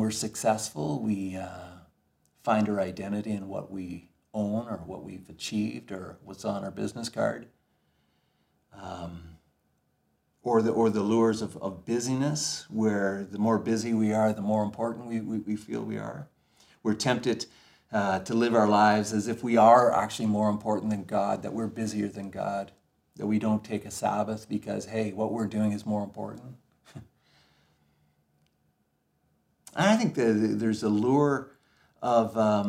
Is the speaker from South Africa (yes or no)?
no; Ontario, Canada; I grew up in Ontario